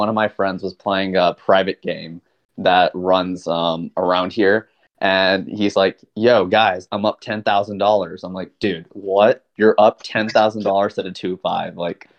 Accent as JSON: {"language": "English", "town": "Dallas", "region": "Texas", "country": "United States", "said": "I'm from Dallas, Texas."}